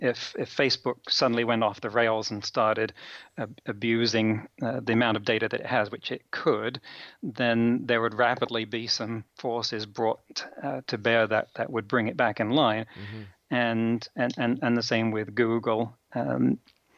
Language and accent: English; England, United Kingdom; now in United States; I come from England